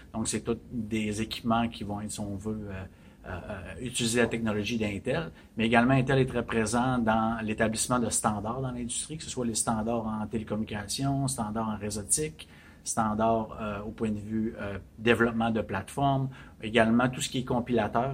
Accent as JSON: {"language": "French", "town": "Chicoutimi", "region": "Quebec", "country": "Canada", "moved": "yes", "lives_now": "Montreal, Canada", "said": "Je suis originaire du Saguenay, de Chicoutimi"}